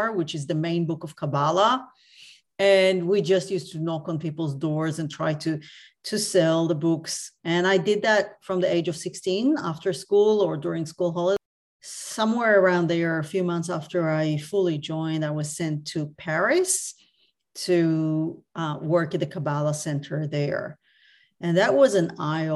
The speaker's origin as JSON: {"language": "English", "region": "Tel Aviv District", "country": "Israel", "tie": "born or raised there", "moved": "yes", "lives_now": "Australia", "said": "I grew up actually in Tel Aviv, or a small town outside Tel Aviv."}